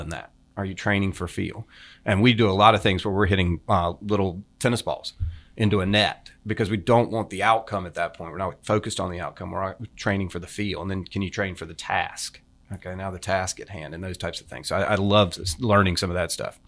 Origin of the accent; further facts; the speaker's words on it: coast of North Carolina, United States; also born or lived in Hilton Head, South Carolina / Saint Simons Island, Georgia; now in Jupiter, United States; Grew up on the coast of North Carolina